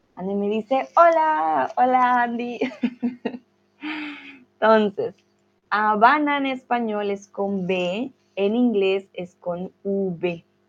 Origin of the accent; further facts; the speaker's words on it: Bogotá, Colombia; Yo soy de Colombia, de Bogotá